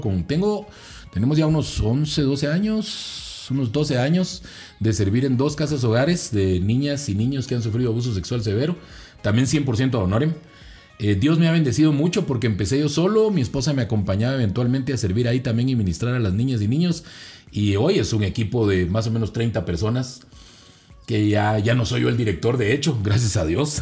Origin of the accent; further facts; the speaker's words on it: Zona 6, Guatemala Department, Guatemala; crecí en la zona 6, en los proyectos. Ahí crecí